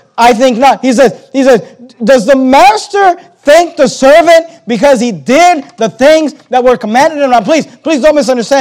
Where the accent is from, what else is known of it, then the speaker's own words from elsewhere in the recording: United States; we're American Christians, and as American Christians